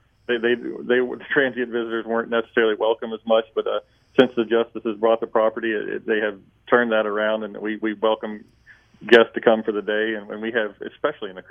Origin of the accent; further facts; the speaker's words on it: Greenbrier County, West Virginia, United States; I grew up in Greenbrier County